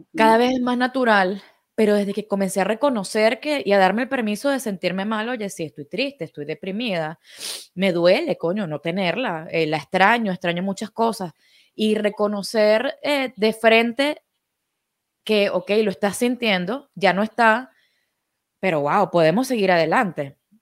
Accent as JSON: {"language": "Spanish", "country": "Venezuela", "said": "Nosotros somos venezolanos"}